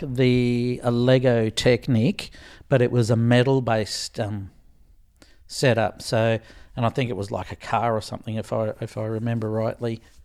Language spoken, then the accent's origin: English; Australia; being Australian